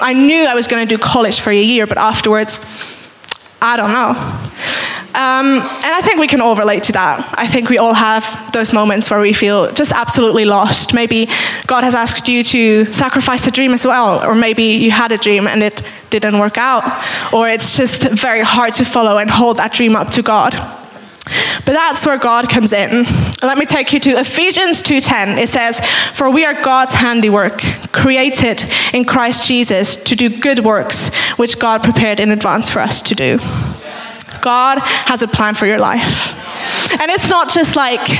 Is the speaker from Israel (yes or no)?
no; Switzerland; moved away as an adult; I'm originally from Switzerland, but I've been here about 2